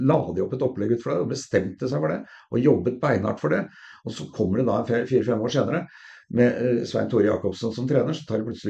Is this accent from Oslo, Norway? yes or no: yes; Oslo, Norway; Eh, og vi hadde da hvor jeg kom fra, da, fra Sollerud, og hvor vi var vel mer å kalle for middelklassen.